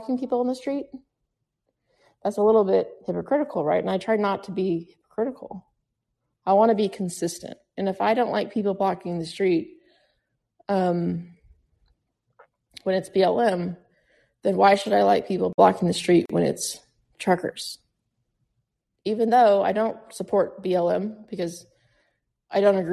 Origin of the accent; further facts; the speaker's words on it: United States; I'm an American